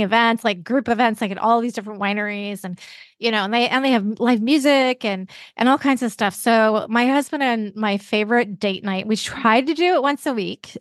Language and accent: English; Vancouver, British Columbia, Canada; also born or lived in Seattle area; now in Seattle, United States; I live in the Seattle area, but I grew up in Vancouver, British Columbia